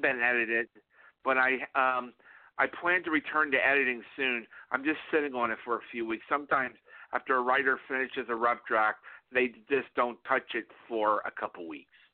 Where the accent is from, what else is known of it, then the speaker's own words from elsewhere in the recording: South Florida, United States; I, I grew up in South Florida